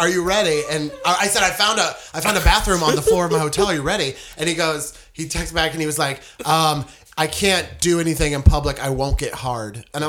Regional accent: Los Angeles, California, United States; We're touring comedians from Los Angeles.

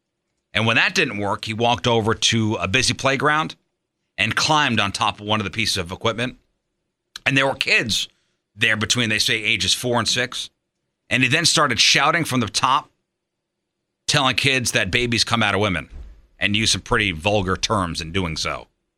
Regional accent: New York City, New York, United States; now in St. Louis, United States; growing up in the New York City area

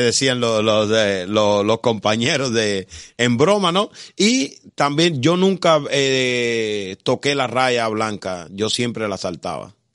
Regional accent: Havana, Cuba; moved away as an adult; also born or lived in Las Villas; yo nací en La Habana

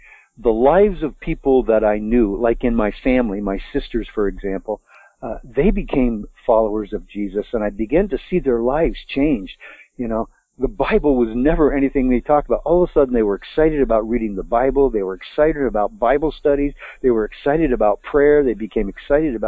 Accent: Vermont, United States; born or raised there

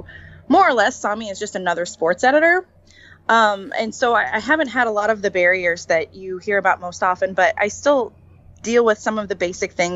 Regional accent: Lawrence, Kansas, United States; I grew up in Lawrence, which is a college town

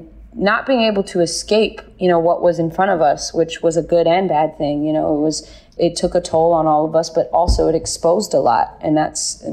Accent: Bay Area, California, United States; I'm from the Bay Area

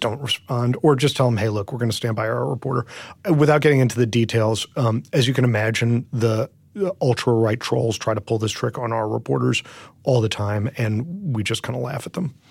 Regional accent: New York, United States; I grew up in New York, and so I grew up reading, you know, the Daily News and the, and the New York Post

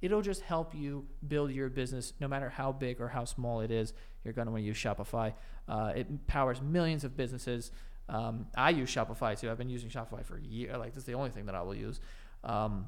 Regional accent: United States; we're American

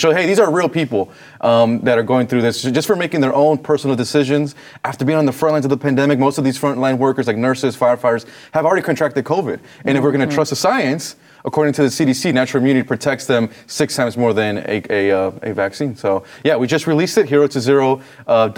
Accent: Los Angeles, California, United States; I'm from Los Angeles

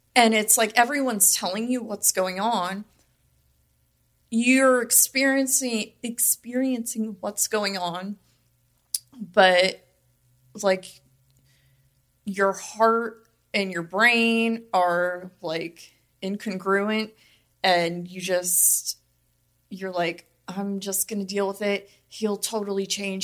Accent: Las Vegas, Nevada, United States; I'm from Vegas, born and raised.

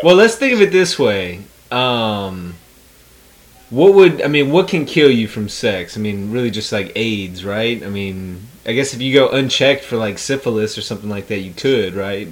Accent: United States; Being American

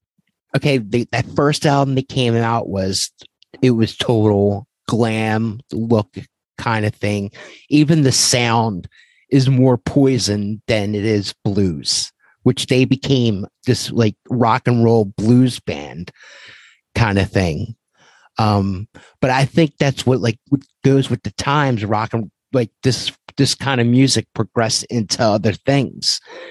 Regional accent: Philadelphia, Pennsylvania, United States; I remember growing up in Philadelphia, and … had a buzz before they were on MTV. And it was like, oh my God, like these guys are from where I'm from and they're on MTV.

